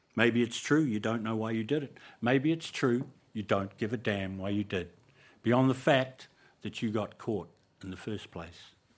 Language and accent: English; New Zealand; So, Cora was Māori. We all were. It was a Māori school